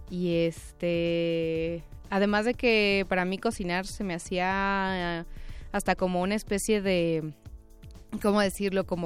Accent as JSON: {"language": "Spanish", "country": "Mexico", "said": "nosotros como mexicanos"}